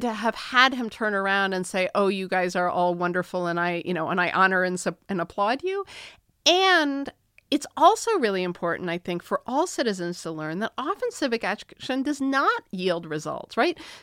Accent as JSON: {"language": "English", "region": "Massachusetts", "country": "United States", "said": "I'm from Massachusetts, so we are progressive."}